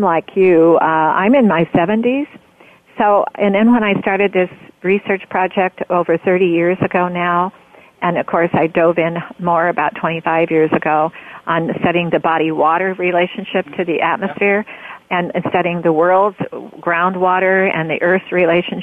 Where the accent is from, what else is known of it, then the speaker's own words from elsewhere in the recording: Roseburg, Oregon, United States; I grew up in Oregon. I'm a born Oregonian. I grew up mostly in Roseburg